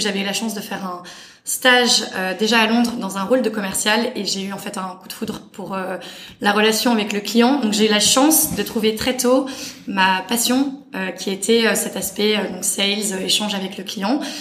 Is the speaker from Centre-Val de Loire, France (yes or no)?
no; Paris, Île-de-France, France; moved away as an adult; also born or lived in London; j'ai grandi dans l'Ouest parisien, euh, Boulogne-Billancourt est le, le 16e